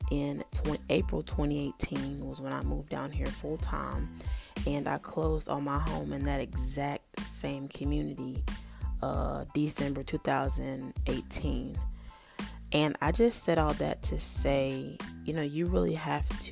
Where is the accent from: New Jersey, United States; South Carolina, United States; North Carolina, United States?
North Carolina, United States; moved away as an adult; now in Florida, United States; I was born and raised in North Carolina